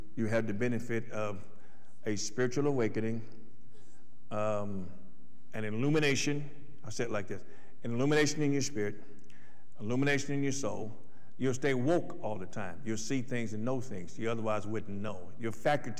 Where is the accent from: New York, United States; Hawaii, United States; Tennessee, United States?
Tennessee, United States; Athens; the town I grew up in, Athens